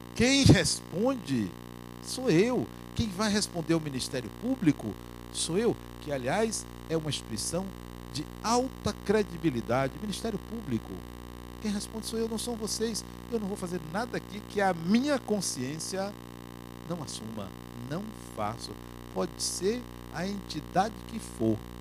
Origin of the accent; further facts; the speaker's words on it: Salvador, Bahia, Brazil; quando eu vim do interior da Bahia morar aqui